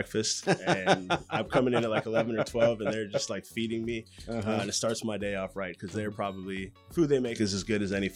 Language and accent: English; Los Angeles, California, United States; I grew up basically in West LA.